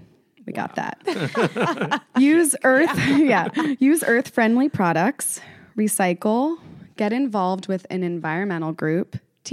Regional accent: Philadelphia, Pennsylvania, United States; I grew up in Philly, so I went to New Jersey all the time

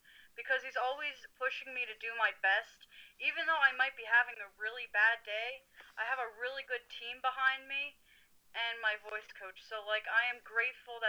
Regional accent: Frackville, Pennsylvania, United States; I'm a small town girl from Frackville, Pennsylvania.

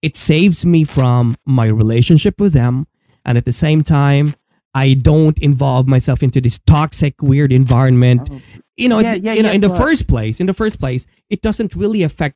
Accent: Philippines; I'm a Filipino living in it

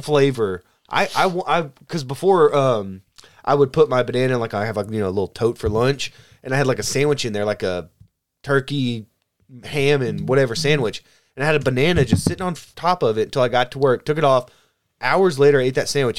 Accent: the South, United States; I'm from the South

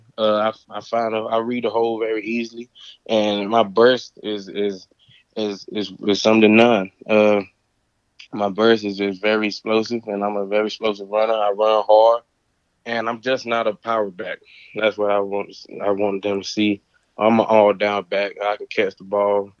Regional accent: North Carolina, United States; moved away as an adult; also born or lived in Pittsburgh; I'm from North Carolina.

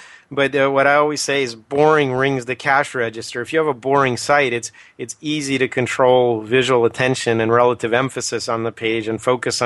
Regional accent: United States; us Americans

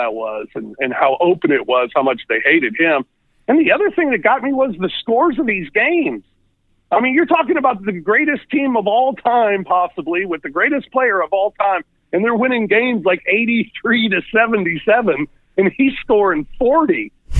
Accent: St. Louis, Missouri, United States; now in Memphis, United States; Growing up in St. Louis, I was a hockey fan.

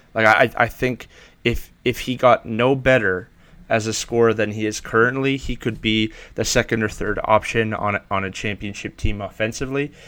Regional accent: Canada; being Canadian

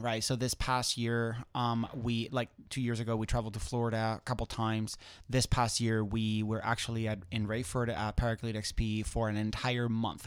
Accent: Spain; moved away; I'm originally from Spain.

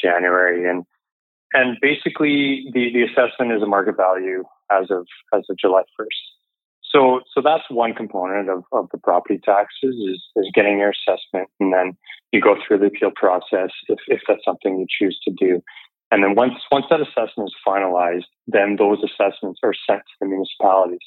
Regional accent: Kamloops, British Columbia, Canada; moved away as an adult; also born or lived in Vancouver; now in Burnaby, Canada; I'm originally from Kamloops, did my undergrad up there at TRU

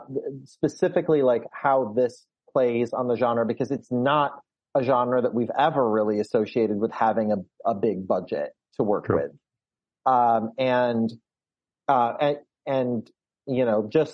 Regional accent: Michigan, United States; I'm being from Michigan

